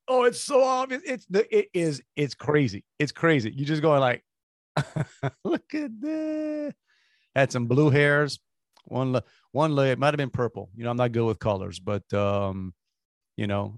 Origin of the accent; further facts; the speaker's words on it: Galliano, Louisiana, United States; now in Houston, United States; growing up in Galliana